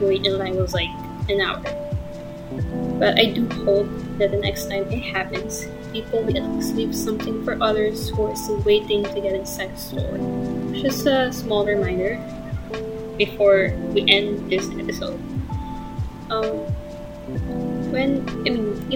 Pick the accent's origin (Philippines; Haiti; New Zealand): Philippines; Quezon; I'm originally from Quezon province